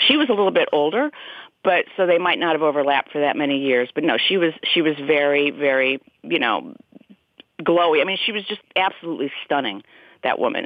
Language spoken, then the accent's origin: English; Des Moines, Iowa, United States; we're both from Des Moines. Cloris was from Des Moines, as am I.